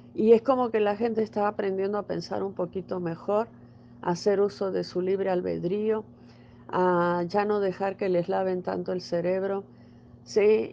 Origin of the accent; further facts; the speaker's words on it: Mexico; donde yo vivo en mi país, en, México